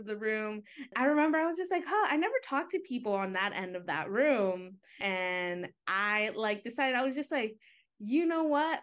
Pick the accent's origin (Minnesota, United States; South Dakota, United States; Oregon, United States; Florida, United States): Oregon, United States; moved away as an adult; now in Washington, D.C., United States; I am originally from Oregon